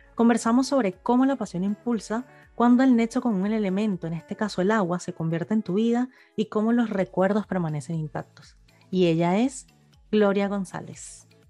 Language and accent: Spanish; Venezuela; moved away; los que crecimos en Venezuela